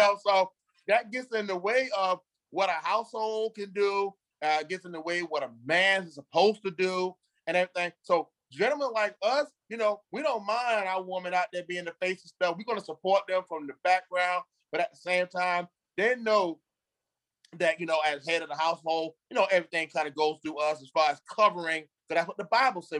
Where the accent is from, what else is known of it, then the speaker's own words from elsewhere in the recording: Beaufort, South Carolina, United States; moved away as an adult; also born or lived in Greenville, South Carolina; I'm from the Carolinas. I'm from uh, Beaufort, South Carolina. Um, I graduated in '89 from high school in Beaufort